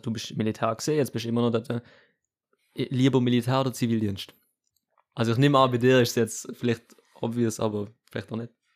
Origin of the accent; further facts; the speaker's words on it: Switzerland; uns als, als, als Schweizer Gesellschaft